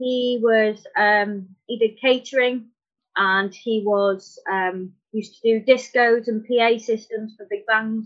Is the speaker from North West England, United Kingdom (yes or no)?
no; Anglesey, North Wales, United Kingdom; I'm from Anglesey in North Wales.